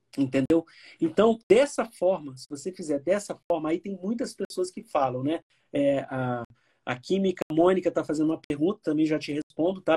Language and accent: Portuguese; Miracema, Rio de Janeiro, Brazil; eu sou fluminense, nasci em Miracema, norte do Estado do Rio de Janeiro